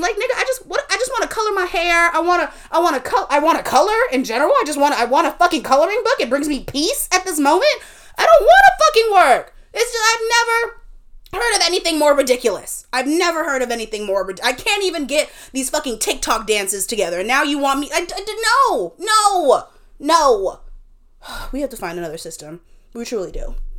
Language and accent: English; South Carolina, United States; now in New York, United States; we told her we're from South Carolina.